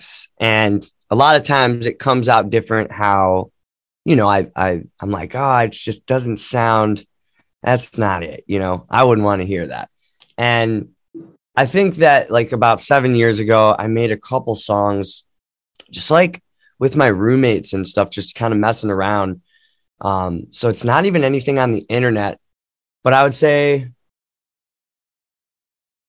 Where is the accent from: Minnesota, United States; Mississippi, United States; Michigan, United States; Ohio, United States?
Ohio, United States; Cleveland; I grew up in Cleveland